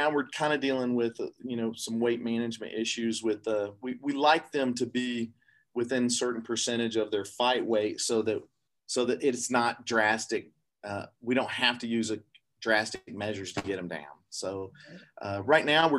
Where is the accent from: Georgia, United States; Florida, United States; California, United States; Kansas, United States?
Georgia, United States; Atlanta; moved away as an adult; I started at Georgia Tech in Atlanta, my hometown